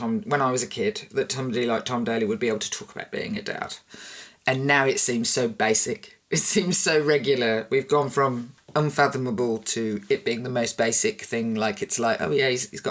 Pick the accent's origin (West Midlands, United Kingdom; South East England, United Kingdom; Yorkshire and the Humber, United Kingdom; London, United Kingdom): West Midlands, United Kingdom; Birmingham; I'm from Birmingham